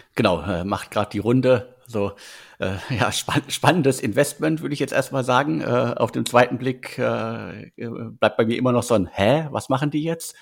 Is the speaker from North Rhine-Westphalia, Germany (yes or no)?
yes; North Rhine-Westphalia, Germany; Ich bin in NRW geboren und dementsprechend äh, schlägt mein Herz da auf jeden Fall äh, für das Ruhrgebiet